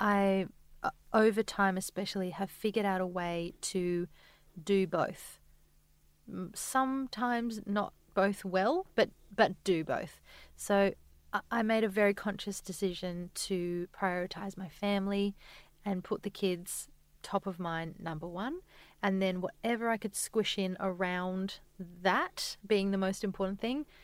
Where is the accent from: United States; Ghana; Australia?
Australia; Adelaide, South Australia; now in Sydney, Australia